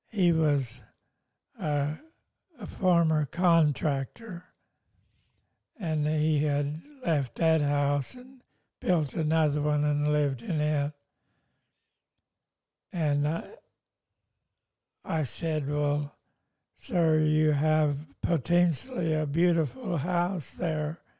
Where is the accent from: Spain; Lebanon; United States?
Lebanon; moved away as an adult; now in Australia; I'm coming from Lebanon and I was a pastor of a church there and we lost everything there in Lebanon.